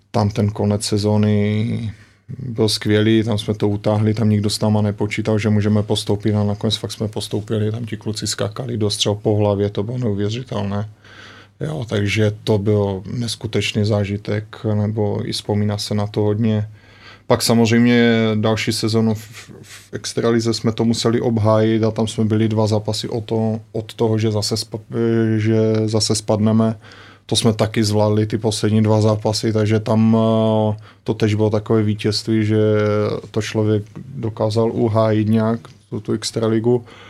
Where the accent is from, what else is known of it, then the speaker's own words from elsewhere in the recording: Ostrava, Moravian-Silesian Region, Czechia; moved away as an adult; also born or lived in Germany; now in Slovakia; my jsme z, z Ostravy